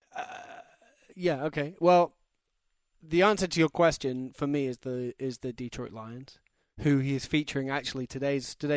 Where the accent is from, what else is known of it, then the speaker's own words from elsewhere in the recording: London, United Kingdom; I'm from London.